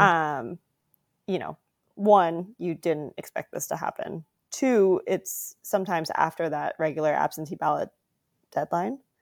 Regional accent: South Dakota, United States; also born or lived in California; now in Rhode Island, United States; I was born in California and then moved to South Dakota when I was ten.

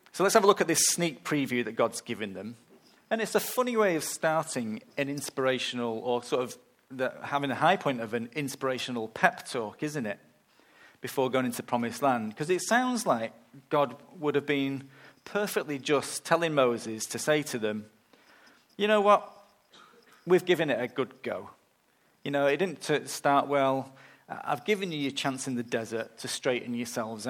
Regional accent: England, United Kingdom; moved away; I'm going to England, back to my hometown at the end of the month

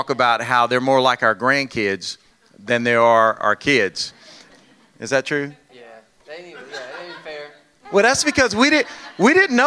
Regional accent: Louisiana, United States; we're from Louisiana. I got a good Louisiana woman

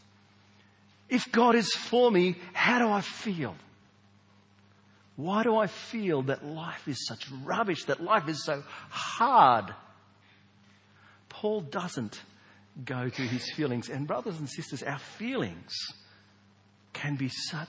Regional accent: Australia; we Australians

